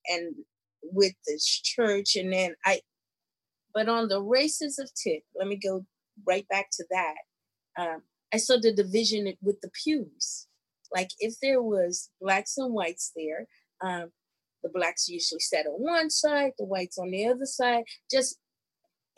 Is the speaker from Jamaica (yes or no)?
no; Bermuda; now in United States; I'm from Bermuda